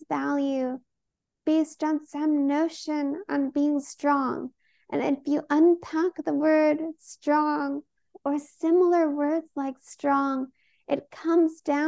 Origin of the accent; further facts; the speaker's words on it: Oakland, California, United States; I was born and raised in Oakland, California